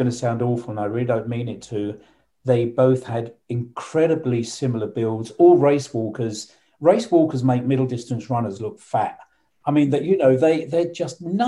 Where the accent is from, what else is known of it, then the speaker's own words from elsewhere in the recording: London, United Kingdom; London, it's my hometown